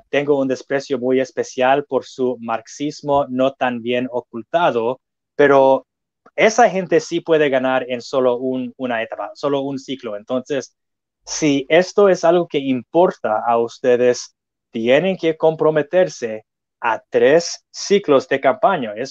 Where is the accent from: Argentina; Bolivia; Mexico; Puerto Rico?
Mexico; now in California, United States; allá en ah, ah, Florida son cubanoamericanos y puertorriqueños, pero acá en California la mayoría somos mexicanos.